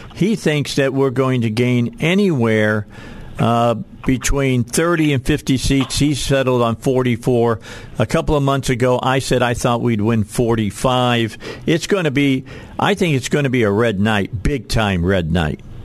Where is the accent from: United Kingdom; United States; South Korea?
United States; outside of Chicago, Illinois; now in Arkansas, United States; I wasn't born in Arkansas. I'm a I'm I'm an adopted Arkansan, but the bottom line is I grew up outside of Chicago